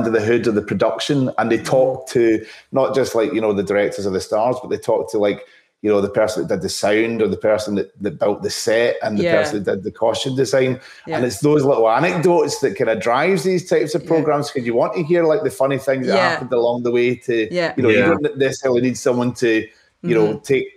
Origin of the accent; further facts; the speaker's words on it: Glasgow, Scotland, United Kingdom; I was from Glasgow